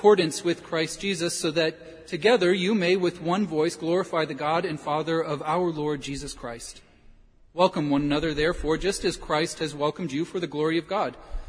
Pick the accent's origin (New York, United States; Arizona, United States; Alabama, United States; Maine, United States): Alabama, United States; Stevenson; now in Scottsboro, United States; I love this town and I'm never going to move, but I'm just from Stevenson.